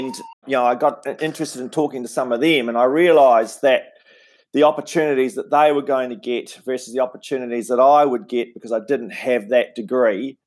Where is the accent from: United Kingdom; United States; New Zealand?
New Zealand; Invercargill, Southland; moved away as an adult; also born or lived in Wellington; where I grew up in Invercargill in Southland